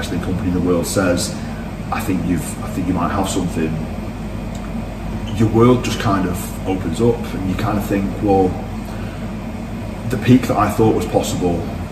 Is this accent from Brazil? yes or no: no; Blackpool, North West England, United Kingdom; I went from a guy from Blackpool